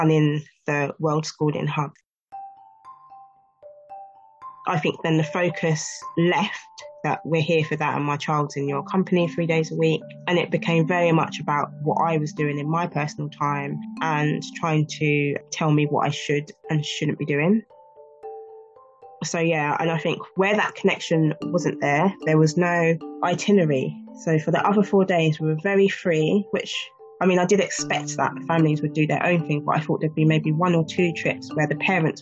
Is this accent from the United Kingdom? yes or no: yes; England, United Kingdom